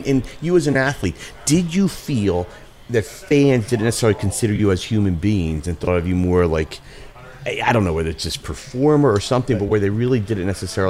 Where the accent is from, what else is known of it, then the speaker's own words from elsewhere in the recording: Philadelphia, Pennsylvania, United States; as a Philadelphian